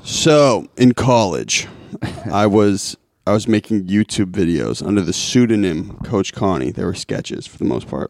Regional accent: Lincoln, Massachusetts, United States; I grew up in Lincoln, Mass

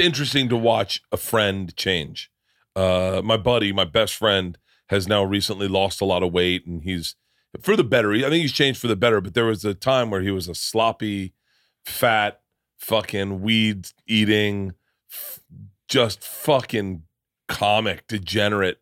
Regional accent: Florida, United States; moved away; also born or lived in New York; I grew up in Florida.

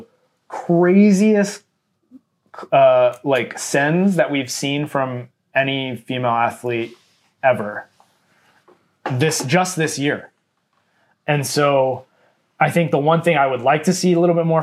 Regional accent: Canada; we are Canadian

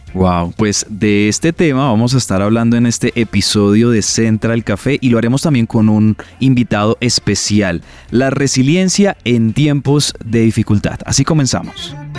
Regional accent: Colombia; como colombianos

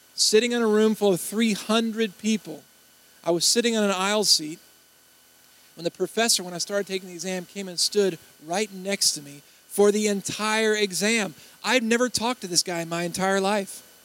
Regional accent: Baton Rouge, Louisiana, United States; I'm from Baton Rouge

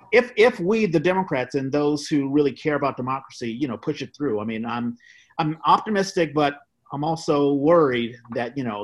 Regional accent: East Coast, United States; I grew up on the East Coast as well.

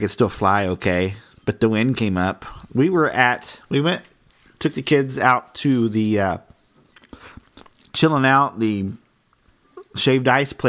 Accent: Oklahoma, United States; But we're from Oklahoma

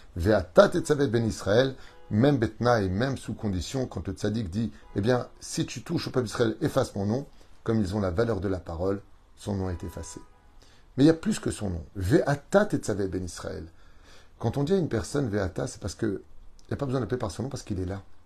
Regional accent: Tunisia; Je suis tunisien

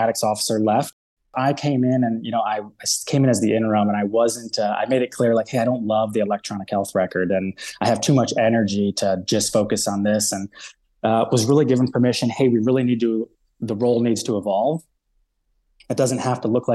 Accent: Ohio, United States; I'm from Ohio

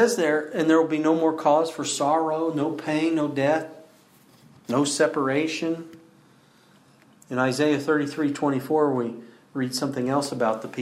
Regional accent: Battle Ground, Washington, United States; I grew up outside Battleground, but often we'd go into town

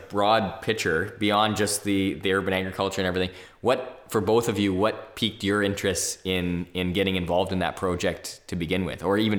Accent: Ilderton, Ontario, Canada; I was a kid from Ilderton

